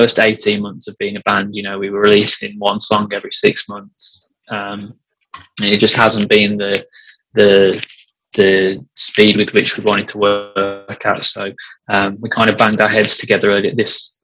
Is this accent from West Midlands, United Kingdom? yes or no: yes; Cannock, West Midlands, United Kingdom; Cannock, which is my hometown.